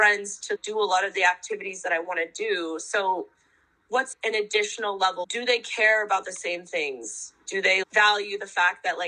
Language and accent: English; North Dakota, United States; also born or lived in Philadelphia, Pennsylvania; now in New York, United States; I grew up in North Dakota, which is literally the exact opposite of this